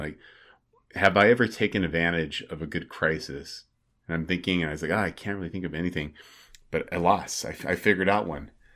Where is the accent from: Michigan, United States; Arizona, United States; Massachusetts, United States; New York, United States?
Arizona, United States; born or raised there; moved away